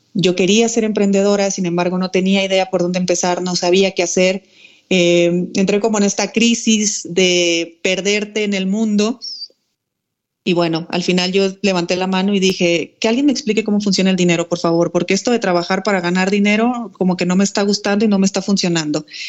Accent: Mexico; moved away as an adult; also born or lived in Spain; yo soy mexicana.

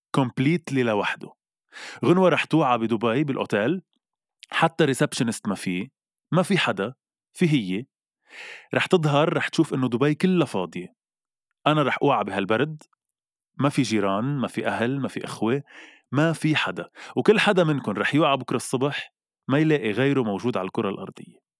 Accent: Lebanon; نحن كلبنانيه

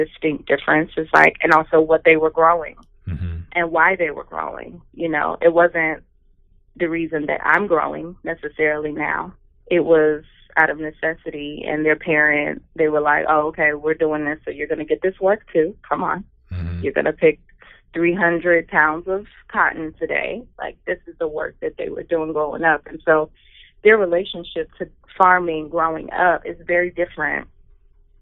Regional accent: the South, United States; as an African-American who grew up in the South

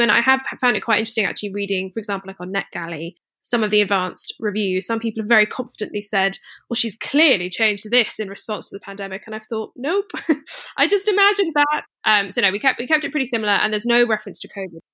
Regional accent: Scotland, United Kingdom; I grew up in Scotland

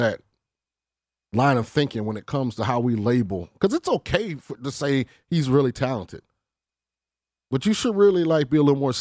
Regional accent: Central Florida, United States; now in Las Vegas, United States; I live in Vegas now, but I grew up in Central Florida

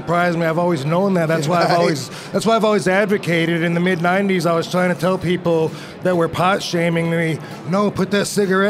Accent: Michigan, United States; In Michigan.

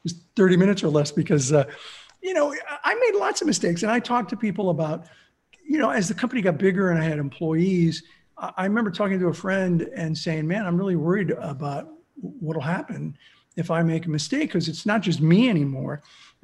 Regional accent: Southern California, United States; also born or lived in Pittsburgh, Pennsylvania / Los Angeles / Azusa; So I grew up in Southern California. I was born in Pittsburgh. My parents moved to Los Angeles when I was six.

